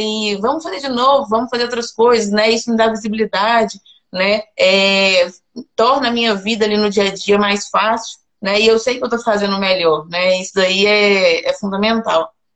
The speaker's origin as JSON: {"language": "Portuguese", "town": "Belo Horizonte", "region": "Minas Gerais", "country": "Brazil", "moved": "as an adult", "lives_now": "Goiás, Brazil", "said": "Sou de BH"}